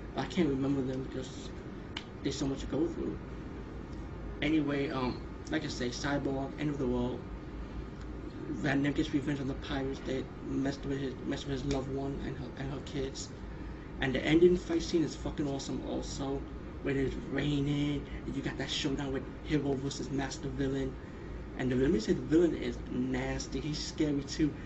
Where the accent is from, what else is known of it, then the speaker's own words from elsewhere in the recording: India; being Indian